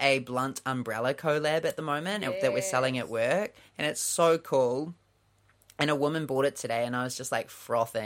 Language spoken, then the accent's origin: English; New Zealand; accent: New Zealander; Does my accent not sound like a New Zealander's accent?